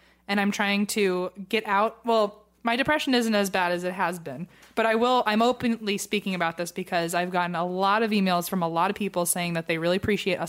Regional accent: the South, United States; I'm from the South and have never had tea without sugar in it before and not hated it.

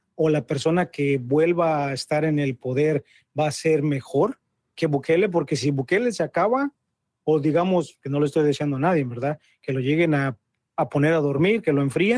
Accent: Mexico; now in United States; yo soy mexicano

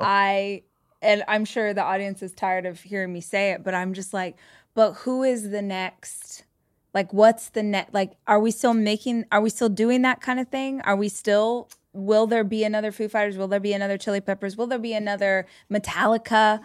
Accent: Bakersfield, California, United States; moved away; I grew up in Bakersfield

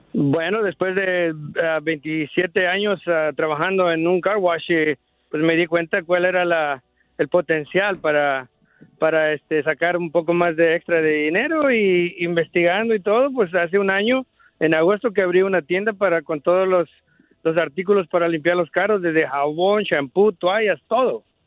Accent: Puebla, Mexico; now in United States; como decimos en Puebla

